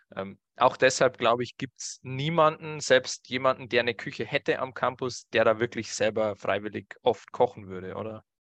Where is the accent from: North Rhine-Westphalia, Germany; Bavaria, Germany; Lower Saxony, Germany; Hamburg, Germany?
Bavaria, Germany; bei uns in Bayern